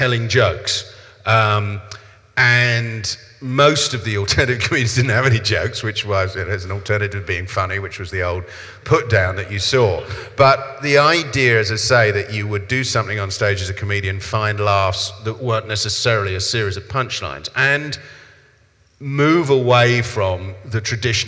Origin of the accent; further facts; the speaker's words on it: London, United Kingdom; accent: South London; my accent is South London